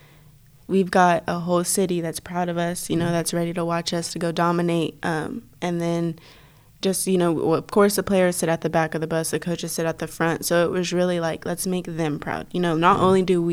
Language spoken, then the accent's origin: English; Texas, United States; moved away as an adult; now in Oklahoma City, United States; we're from Texas. We're used to this